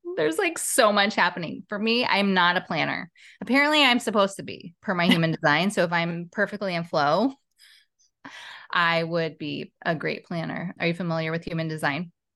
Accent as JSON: {"language": "English", "town": "Portland", "region": "Oregon", "country": "United States", "moved": "yes", "lives_now": "Los Angeles, United States", "said": "I'm from Portland, Oregon"}